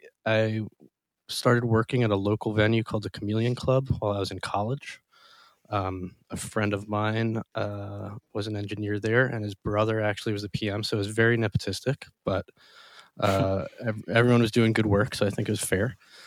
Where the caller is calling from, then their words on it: Lancaster, Pennsylvania, United States; I am at my home in Lancaster, Pennsylvania.